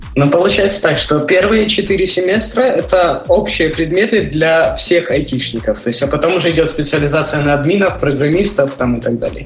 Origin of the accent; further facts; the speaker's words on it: Ukraine; accent: Ukrainian; moved away as an adult; now in Spain; Я украинец